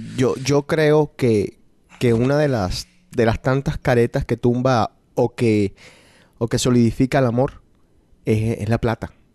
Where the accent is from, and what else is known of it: Colombia; now in Boston, United States